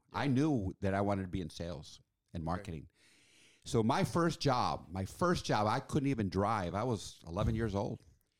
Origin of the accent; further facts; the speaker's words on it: Washington, District of Columbia, United States; now in Chicago, United States; But remember, I grew up in Washington, D.C.